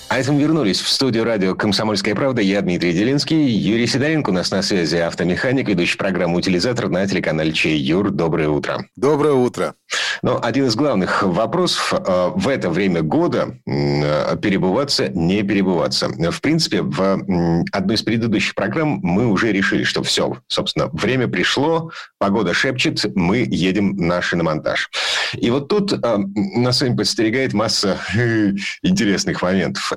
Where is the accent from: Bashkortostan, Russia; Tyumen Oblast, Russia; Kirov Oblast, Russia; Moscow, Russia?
Kirov Oblast, Russia; Kirov; now in Saint Petersburg, Russia; у меня на родине в городе Кирове.